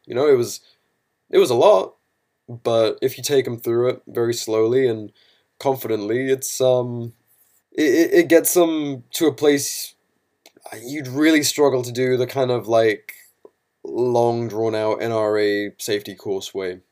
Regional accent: United Kingdom; now in United States; to be a Brit

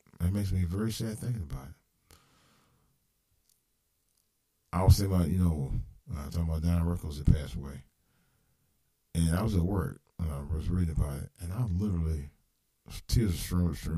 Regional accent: Cleveland, Ohio, United States; this is for my hometown. You never know in the streets of Cleveland

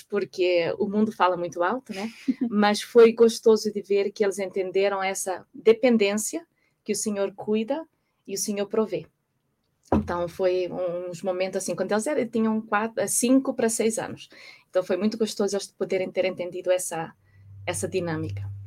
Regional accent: Portugal; moved away as an adult; also born or lived in Brazil / Singapore / Madrid / United States; nasci em Portugal, é, muitos anos fora do país, é, desde que me casei

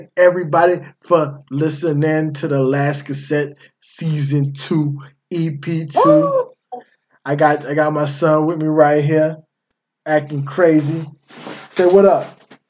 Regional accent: Columbia, South Carolina, United States; Columbia, my hometown

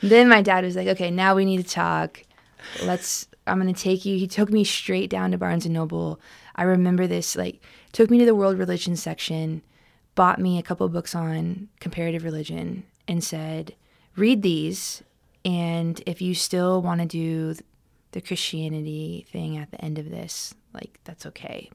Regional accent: Southern California, United States; I grew up unchurched in Southern California

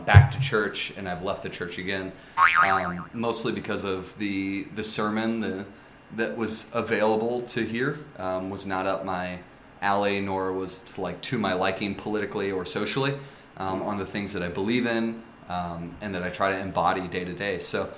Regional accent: St. Louis, Missouri, United States; went to a private Catholic school growing up in St. Louis, at St. Mary's, which is a classically religious high school.

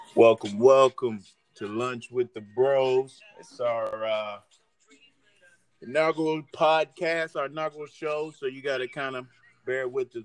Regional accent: Durham, North Carolina, United States; I'm from the Bull City too, uh, also known as Durham, North Carolina

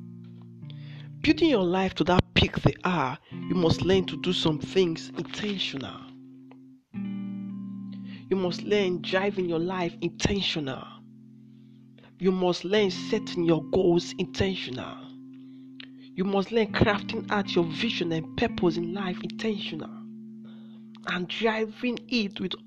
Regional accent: Nigeria; I'm from Nigeria

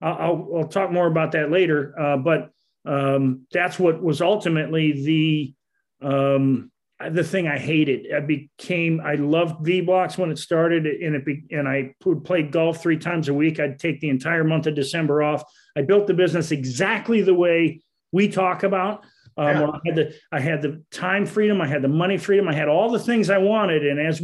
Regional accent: Wisconsin, United States; moved away as an adult; now in Daytona Beach, United States; I came down from Wisconsin in 1987 for Bike Week in Daytona. And I did stay. I have gone back to visit

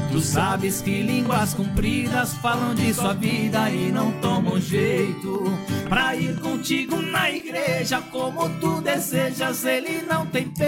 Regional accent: Santos, São Paulo, Brazil; born there; eu nasci em Santos, mas a gente mora em Praia Grande

